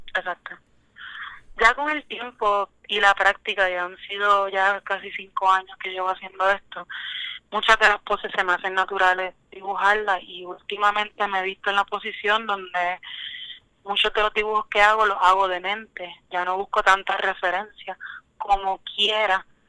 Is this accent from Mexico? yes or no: no; Caguas, Puerto Rico; yo soy de Caguas, Puerto Rico, eh, y realmente me baso en la vida metropolitana, pero mi hogar siempre va a ser Caguas